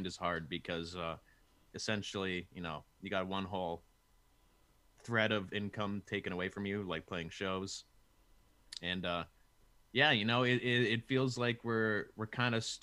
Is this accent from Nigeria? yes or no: no; Kitchener, Ontario, Canada; born or raised there